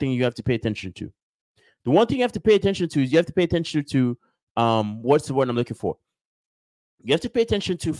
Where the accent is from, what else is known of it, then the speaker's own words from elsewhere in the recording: Nigeria; moved away; I grew up in Nigeria. We don't have baseball